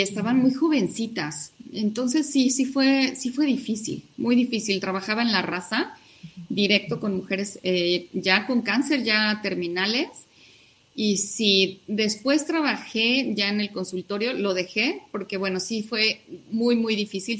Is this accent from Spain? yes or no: no; Mexico City, Mexico; also born or lived in Hidalgo; mi familia es de Hidalgo, yo ya nací acá en la Ciudad de México